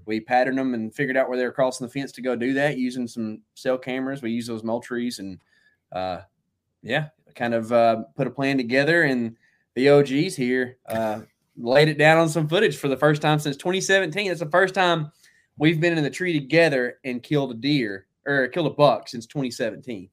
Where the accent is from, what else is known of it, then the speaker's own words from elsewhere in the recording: Texas, United States; we're from Texas, you live in Texas now